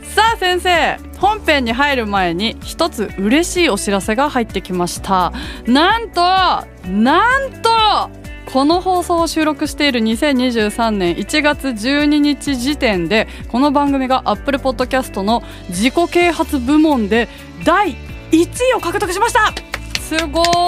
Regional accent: Nagoya, Aichi, Japan; 地元の名古屋グランパス

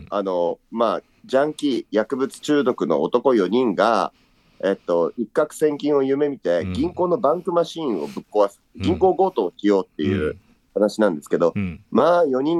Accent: Saitama, Japan; also born or lived in Asaka; 埼玉市、旧浦和市なんです。

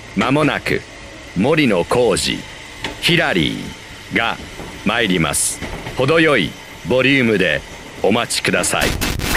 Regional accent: Nagoya, Aichi, Japan; 名古屋の地元

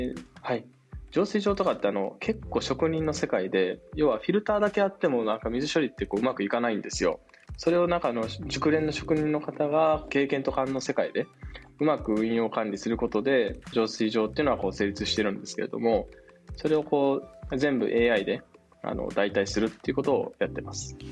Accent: Tokushima, Japan; moved away as an adult; also born or lived in Tokyo; 私の実家は徳島県っていう、はい、あの、はい、非常に田舎のとこの山の中で

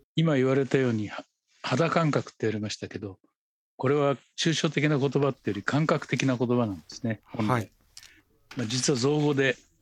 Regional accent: Kamakura, Kanagawa, Japan; 私は鎌倉で生まれて育ってますから

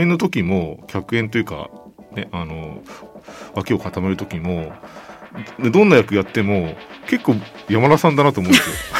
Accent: Kyushu, Japan; 僕九州生まれなんです生まれたのは九州で

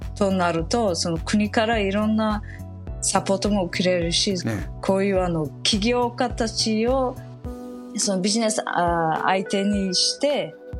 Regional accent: Samarkand, Samarqand Region, Uzbekistan; now in Japan; 生まれ育ったその第二にあの大きなそのサマルカンドの町

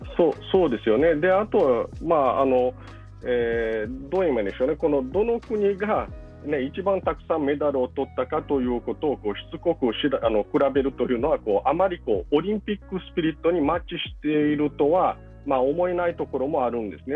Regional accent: Brazil; moved away; 僕自身はそのブラジルで生まれ育ったわけですけど

